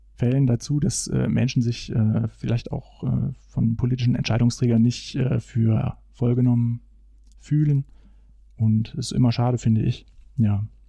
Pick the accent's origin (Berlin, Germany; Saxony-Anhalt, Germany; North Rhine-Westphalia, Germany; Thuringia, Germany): Thuringia, Germany; Tiefenort; moved away as an adult; also born or lived in Bad Salzungen; Ich bin geboren in Bad Salzungen. Tiefenort ist mittlerweile ein Teil von Bad Salzungen seit zwei Jahren